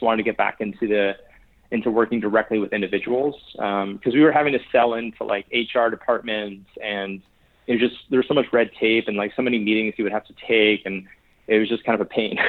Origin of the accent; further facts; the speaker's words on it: New Haven, Connecticut, United States; I grew up in New Haven, Connecticut